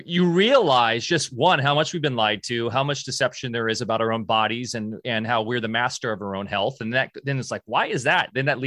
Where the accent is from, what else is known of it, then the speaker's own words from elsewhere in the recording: Yorba Linda, California, United States; I grew up down there, and it's crazy how much it's. I grew up in Orange, Southern, like Yorba Linda.